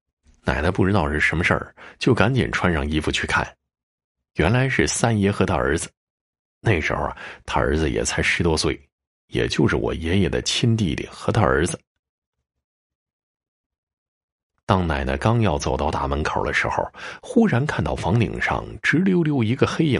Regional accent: Tai'an, Northeast China, China; 我老家在东北的泰安县。这故事发生的时候，我爸才三岁。因为家里是农村

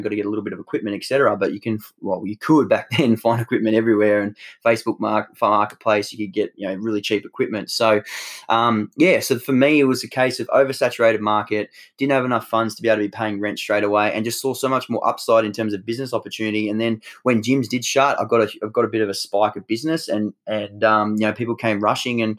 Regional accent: Tasmania, Australia; where I grew up in Tassie

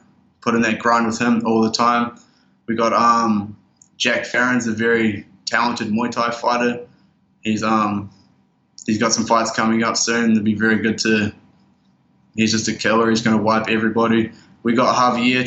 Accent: Oamaru, Otago, New Zealand; moved away as an adult; also born or lived in Christchurch, New Zealand; now in Thailand; my hometown of Oamaru

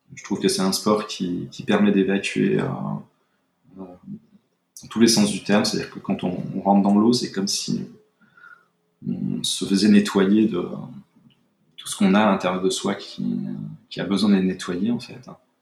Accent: Brittany, France; moved away as an adult; also born or lived in Bordeaux; now in Biarritz, France; je suis breton d'origine, donc j'ai vécu euh, beaucoup près de la mer

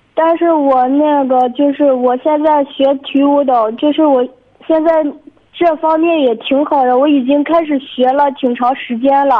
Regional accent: Binzhou, Shandong, China; 我是荆州的

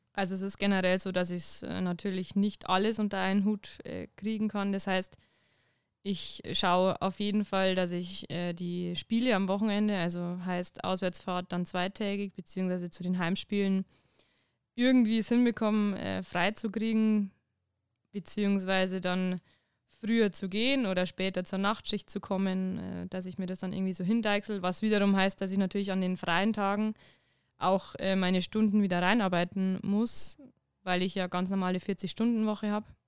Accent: Winzer, Bavaria, Germany; now in Ingolstadt, Germany; Ich komme direkt äh, aus Winzer. Das ist im Landkreis Deckendorf

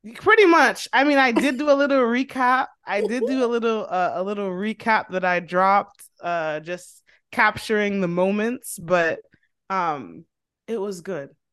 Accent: Dominica; now in United States; I'm from Dominico, seven six seven

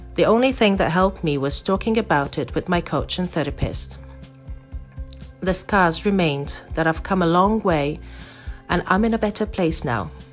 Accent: Malta; moved away as an adult; now in Zurich, Switzerland; I come from Malta, which is a tiny island in the Mediterranean, but moved to Zurich, Switzerland in 2006

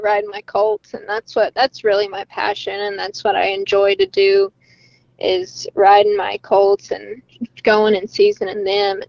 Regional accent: Llano, Texas, United States; moved away as an adult; now in Morgan Mill, United States; I am from Llano, so I moved to Morgan Mill recently for college

